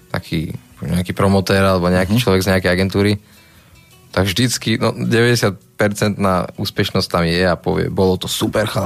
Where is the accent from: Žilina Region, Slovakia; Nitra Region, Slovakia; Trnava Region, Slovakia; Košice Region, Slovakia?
Nitra Region, Slovakia; Nitra; my sme z Nitry